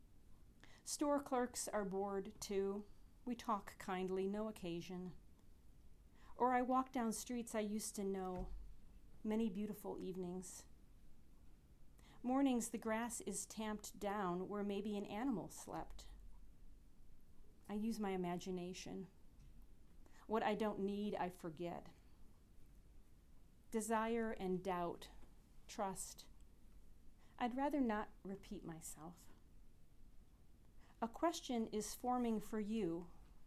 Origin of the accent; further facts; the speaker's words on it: Michigan, United States; now in Morgantown, United States; I'm from Michigan